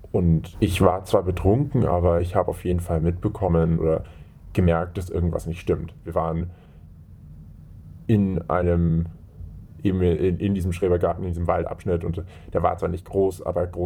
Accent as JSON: {"language": "German", "country": "Germany", "said": "Äh, ich komme aus Deutschland und ich gehe auf Gymnasium."}